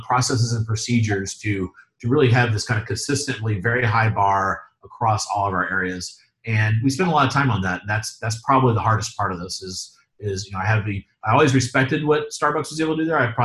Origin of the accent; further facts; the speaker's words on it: South Carolina, United States; now in North Carolina, United States; I'm from South Carolina